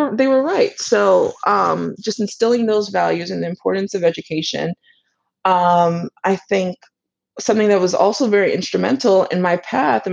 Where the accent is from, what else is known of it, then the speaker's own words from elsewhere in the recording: New York City, New York, United States; also born or lived in Brooklyn; born and raised in the Bronx. You know, I live in Brooklyn now